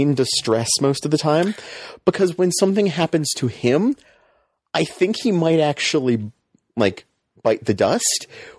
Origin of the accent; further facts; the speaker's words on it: United States; as an American viewer